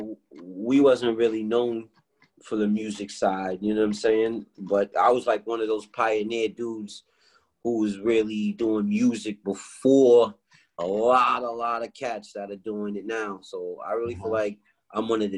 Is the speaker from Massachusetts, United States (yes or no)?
yes; Cambridge, Massachusetts, United States; also born or lived in Baltimore, Maryland; I'm originally from Baltimore, but I was raised in Cambridge